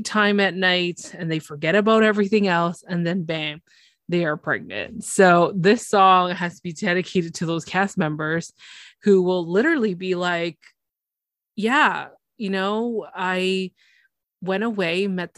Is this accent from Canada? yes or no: yes; Canada; for us Canadians